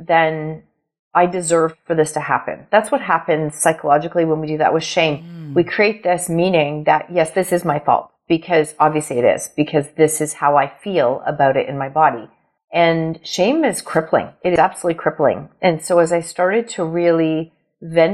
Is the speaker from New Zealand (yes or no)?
no; Ontario, Canada; I am from Ontario, Canada